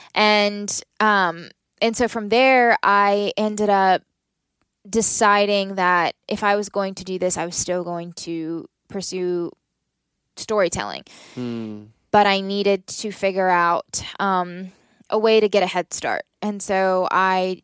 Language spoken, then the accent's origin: English; Southern Maryland, United States; I grew up in Southern Maryland